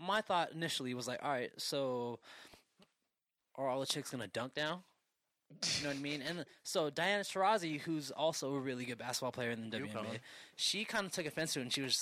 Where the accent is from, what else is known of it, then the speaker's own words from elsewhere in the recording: Bay Area, California, United States; we're from the Bay Area